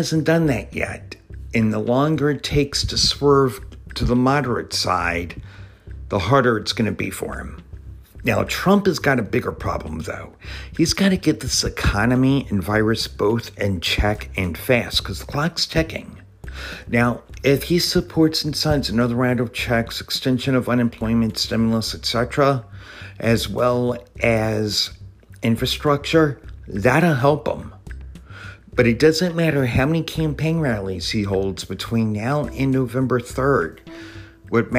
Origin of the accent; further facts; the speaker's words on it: Richmond, Virginia, United States; my hometown of Richmond, Virginia